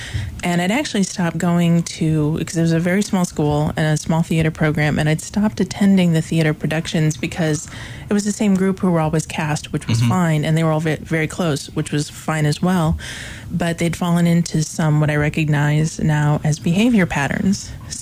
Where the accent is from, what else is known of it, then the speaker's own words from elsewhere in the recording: Erie, Illinois, United States; moved away as an adult; now in Williamsburg, United States; I grew up in a very small town called Erie, Illinois